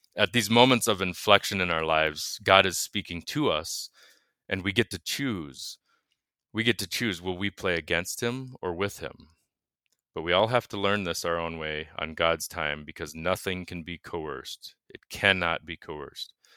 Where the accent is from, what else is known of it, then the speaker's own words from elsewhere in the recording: United States; growing up in America